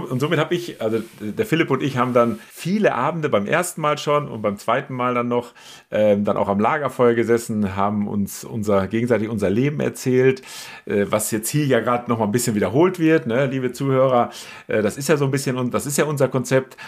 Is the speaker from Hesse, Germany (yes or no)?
no; Münsterland, North Rhine-Westphalia, Germany; ich komme ja aus, aus Münsterland, da ist Reiten ja auch äh, durchaus Usus.